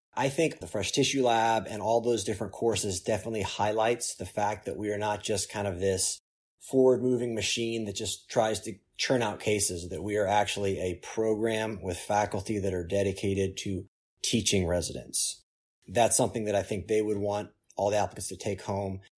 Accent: Oklahoma City, Oklahoma, United States; now in Durham, United States; where I grew up in Oklahoma City

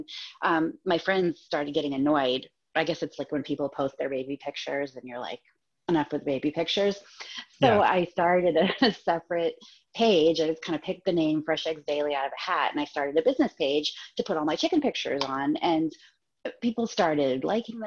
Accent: Massachusetts, United States; moved away as an adult; now in Maine, United States; I grew up in Massachusetts and lived in different places because my husband was in the Navy

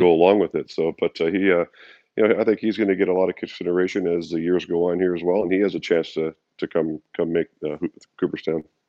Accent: Canada; as a Canadian kid

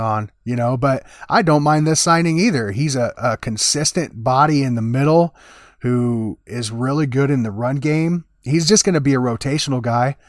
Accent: Des Moines, Iowa, United States; my hometown. You know, Des Moines, Iowa

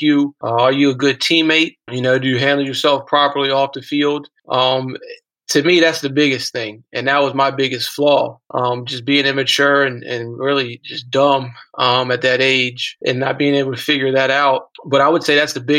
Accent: Bowie, Maryland, United States; I grew up in Bowie right down the street

